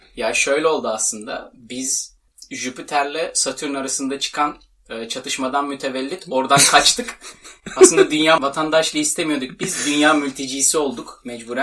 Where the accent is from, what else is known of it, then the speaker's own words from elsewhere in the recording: Istanbul, Turkey; İstanbul'un Güzide semtlerinde büyümüş ılık topolu bir insanım ben.